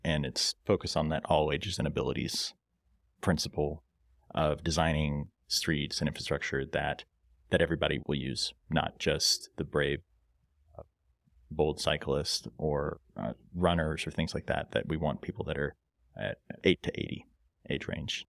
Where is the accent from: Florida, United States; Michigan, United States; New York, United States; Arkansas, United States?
Arkansas, United States; Fayetteville; I'm also a, a father and a Fayetteville native